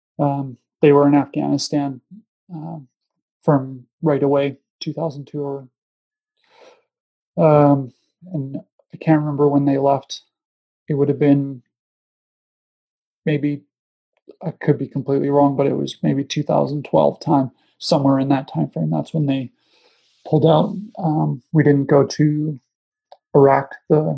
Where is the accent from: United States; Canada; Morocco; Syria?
Canada; moved away as an adult; I was living away from Canada for nearly 10 years sort of thing. And came back home